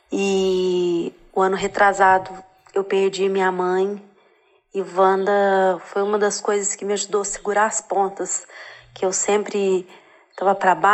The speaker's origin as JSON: {"language": "Portuguese", "region": "Minas Gerais", "country": "Brazil", "accent": "mineirinha", "said": "Sou de Minas Gerais, hein, galera? Conterrânea do Samir."}